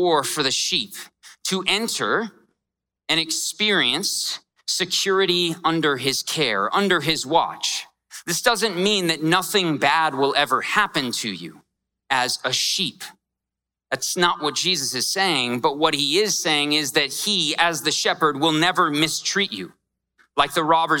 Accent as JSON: {"language": "English", "town": "Scottsdale", "region": "Arizona", "country": "United States", "tie": "born or raised there", "said": "I grew up in Scottsdale, and it's not rough at all"}